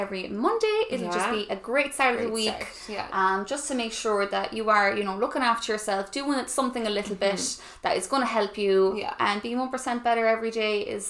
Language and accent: English; Ennis, Munster, Ireland; also born or lived in Brighton, United Kingdom; Like Ivana said, we're from Ennis, a small little town in County Clare in Ireland